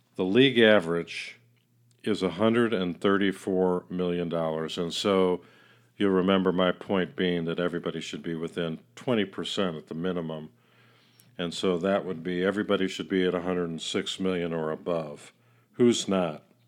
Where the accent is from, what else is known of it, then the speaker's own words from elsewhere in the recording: Chicago, Illinois, United States; Chicago is my hometown